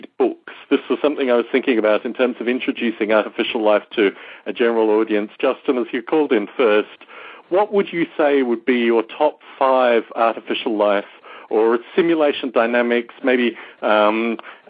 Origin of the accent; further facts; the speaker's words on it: Australia; growing up in Australia